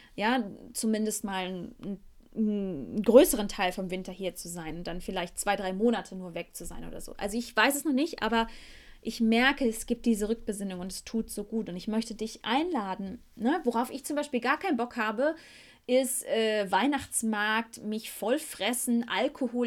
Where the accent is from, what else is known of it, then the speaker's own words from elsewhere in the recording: Beckum, North Rhine-Westphalia, Germany; first language German; moved away as an adult; now in Costa Rica; in meiner Heimatstadt Beckum, wo ich jetzt gerade mich hauptsächlich aufhalte